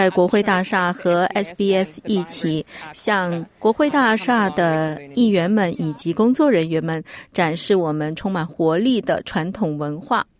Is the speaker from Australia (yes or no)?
yes; Canberra, Australian Capital Territory, Australia; also born or lived in Melbourne; 是的，在我出生以前，我的父母从香港移民到了墨尔本，后来我们全家搬到了堪培拉，在这里我很想了解我来自的文化